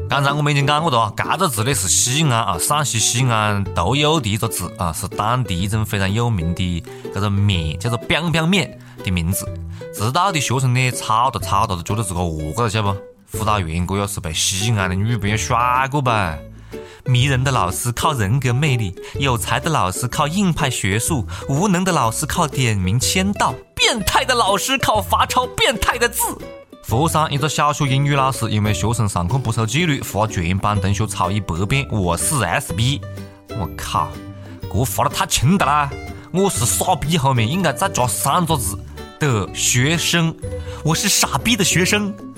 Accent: Hunan, China; accent: Hunan dialect; 当然了，除了我们湖南方言之外了

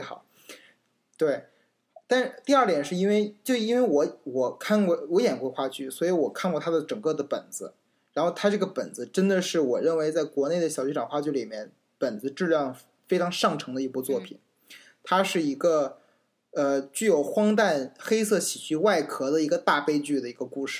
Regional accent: China; 我身为一个中国人

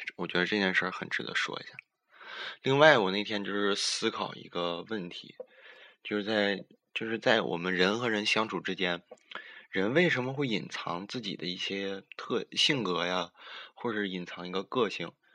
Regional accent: Northeast China, China; 我们东北

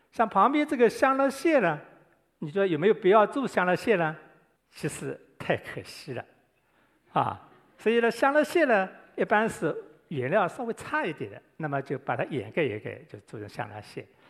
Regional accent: Guangdong, China; 我们广东人很喜欢煲粥、煲汤

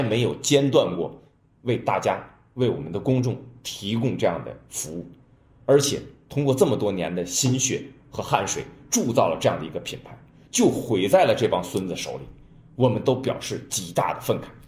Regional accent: China; 我们中国人

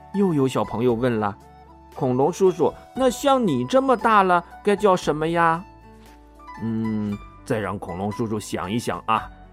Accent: China; 我们中国人的传统

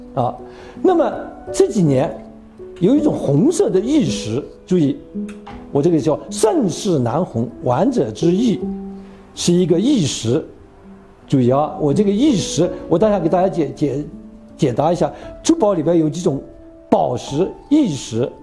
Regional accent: China; 我们中国人

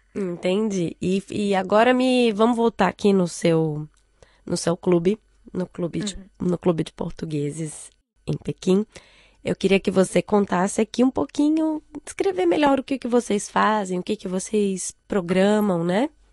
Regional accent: Brazil; now in China; eu como brasileira

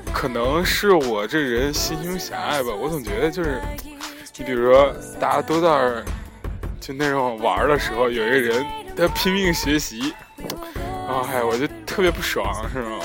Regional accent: Henan, China; moved away as an adult; 全国人民都黑我们河南人了

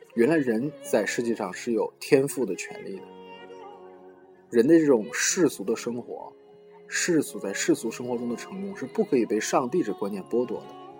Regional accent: China; 我们中国人

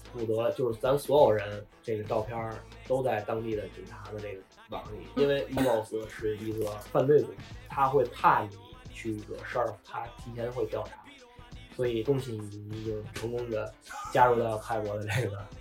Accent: China; moved away as an adult; now in Phuket, Thailand; 知道我们是中国人

